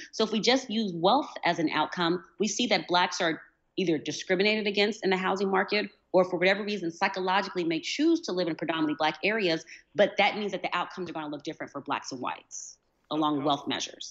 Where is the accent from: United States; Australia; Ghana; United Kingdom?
United States; accent: American; people know that I'm American